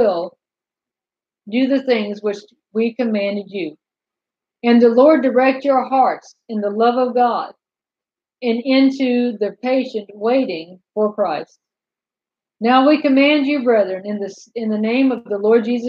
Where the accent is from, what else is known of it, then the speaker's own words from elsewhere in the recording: North Carolina, United States; I was raised in North Carolina in the Bible Belt